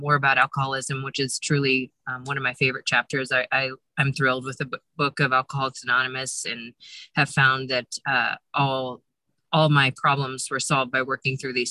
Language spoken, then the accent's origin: English; Modesto, California, United States; I'm from Modesto, California, but I'm currently in Lake Tahoe, California, sitting in my car